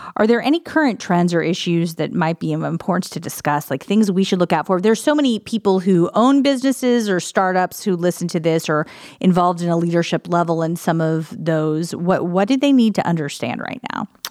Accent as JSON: {"language": "English", "region": "Illinois", "country": "United States", "tie": "born or raised there", "moved": "yes", "lives_now": "Columbus, United States", "said": "I grew up in Illinois"}